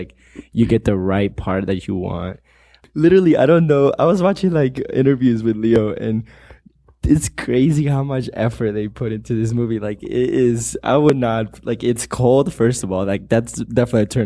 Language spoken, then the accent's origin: English; Peru; moved away; I'm from Peru.